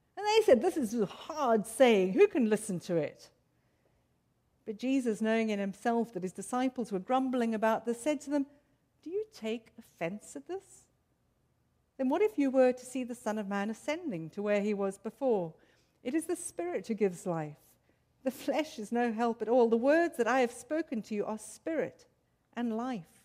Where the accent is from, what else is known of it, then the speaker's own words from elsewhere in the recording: South Africa; moved away; I, as you can, might be able to tell from my accent, grew up in South Africa in racially torn, apartheid ridden South Africa